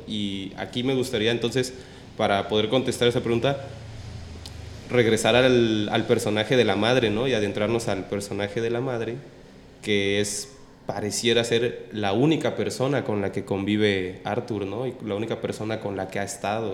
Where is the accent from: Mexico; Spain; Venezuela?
Mexico; nosotros como mexicanos